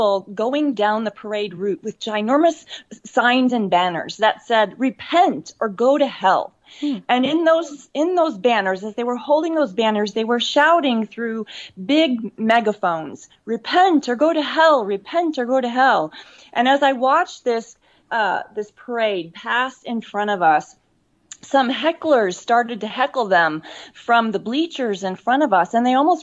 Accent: America's heartland, Midwest, United States; when I was growing up in America's heartland, when I was a kid

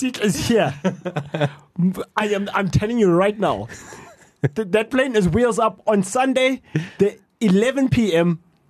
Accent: South Africa; But we're South African.

